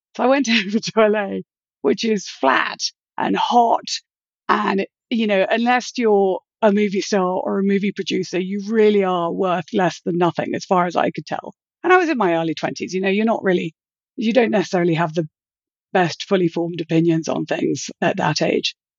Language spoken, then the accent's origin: English; United Kingdom; moved away as an adult; also born or lived in London / Los Angeles / Florida; I grew up in Britain, and I, after I graduated, I lived in London for a few months